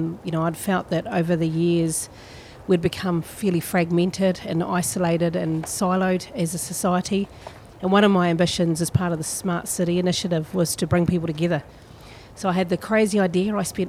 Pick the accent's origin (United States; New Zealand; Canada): New Zealand; Milton, Otago; now in Dunedin, New Zealand; I born and raised in Milton, just 56 k's just south of Otipoti, Dunedin here. I'm a child of the mid-70s.